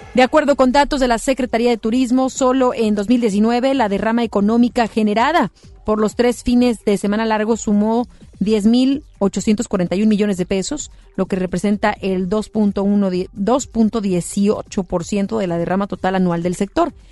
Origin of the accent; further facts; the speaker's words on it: Mexico; como mexicanos, mexicanas